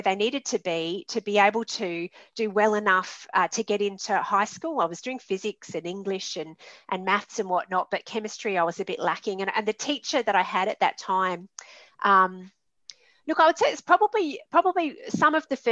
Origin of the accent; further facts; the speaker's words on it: Adelaide, South Australia, Australia; also born or lived in Sydney / Darwin; in my city, in my hometown, Adelaide